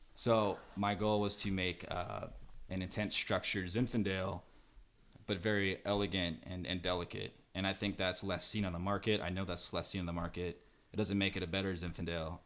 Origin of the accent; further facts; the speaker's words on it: St. Louis, Missouri, United States; moved away as an adult; now in California, United States; I'm from Saint Louis, Missouri